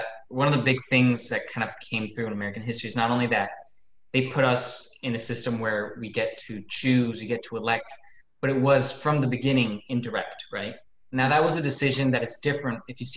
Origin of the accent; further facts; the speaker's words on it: Ecuador; I'm from Ecuador